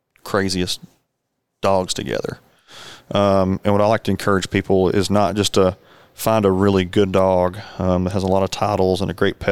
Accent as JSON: {"language": "English", "region": "North Arkansas", "country": "United States", "tie": "born or raised there", "said": "growing up in North Arkansas, there's a lot of cattle"}